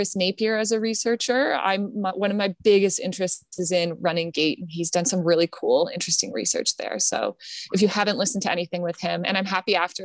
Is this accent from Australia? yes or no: no; Canada; I'm Canadian, but I'm a member of our Canadian Physiotherapy Association